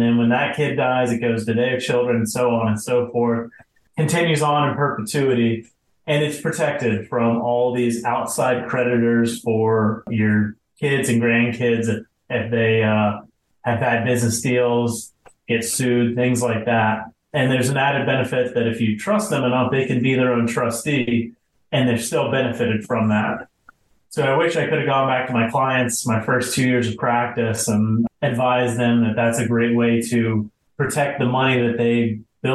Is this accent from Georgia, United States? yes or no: yes; Atlanta, Georgia, United States; moved away as an adult; now in South Florida, United States; I was born and raised in Atlanta. I spent 25 years there and eventually left to go to law school in Florida and been in Florida ever since